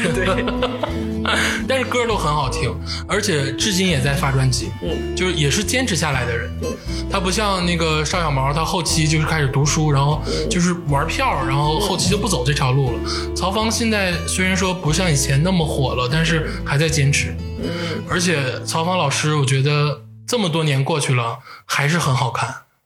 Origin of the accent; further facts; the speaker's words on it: Changchun, Jilin, China; 刘烨也是咱们长春老乡，土生土长。